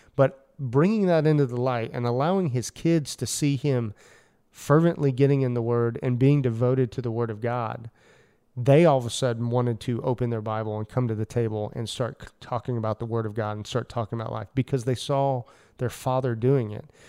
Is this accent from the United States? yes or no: yes; United States; as an American male